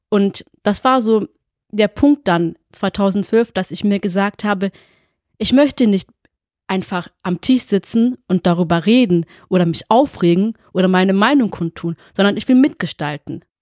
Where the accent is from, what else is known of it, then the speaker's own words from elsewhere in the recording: Fellbach, Baden-Württemberg, Germany; also born or lived in Essen; ich bin 33 Jahre alt, geboren in Essen, wohne und lebe schon immer in Fellbad.